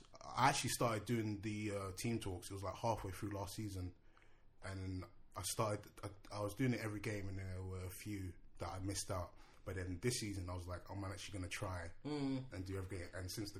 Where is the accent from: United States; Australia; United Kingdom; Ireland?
United Kingdom; London; I'm from Tottenham.